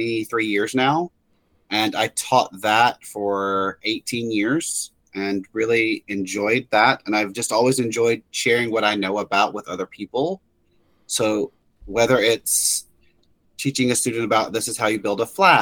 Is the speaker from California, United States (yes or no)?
no; Memphis, Tennessee, United States; moved away as an adult; now in Florida, United States; I'm originally from Memphis area.